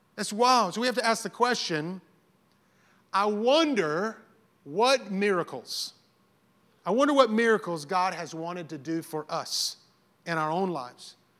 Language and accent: English; the South, United States; I grew up in the South